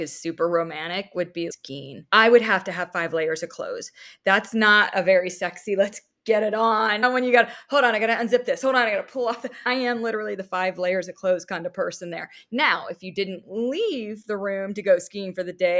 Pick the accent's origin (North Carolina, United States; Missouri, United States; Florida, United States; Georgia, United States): Florida, United States; I grew up in Florida